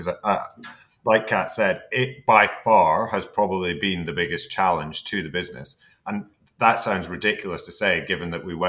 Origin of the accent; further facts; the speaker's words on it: Scotland, United Kingdom; moved away as an adult; also born or lived in Hong Kong; we are Scottish as well.